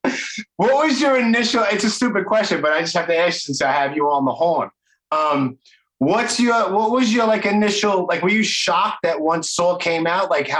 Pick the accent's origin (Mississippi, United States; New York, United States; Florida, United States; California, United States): New York, United States; New York City; I am from Brooklyn.